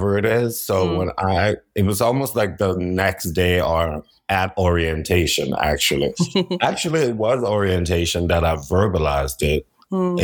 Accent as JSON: {"language": "English", "town": "New Orleans", "region": "Louisiana", "country": "United States", "said": "I'm from New Orleans"}